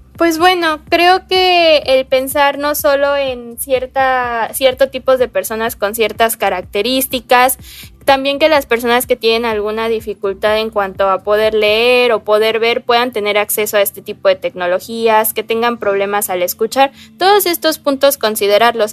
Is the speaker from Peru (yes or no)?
no; Veracruz, Mexico; yo tengo 18 años y yo soy de México, especialmente del estado de Veracruz.